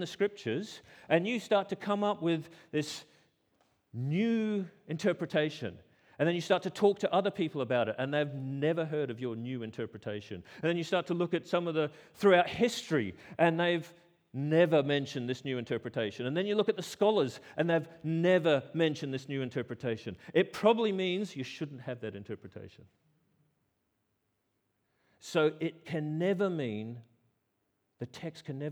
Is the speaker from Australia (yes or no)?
yes; Australia; I'm Australian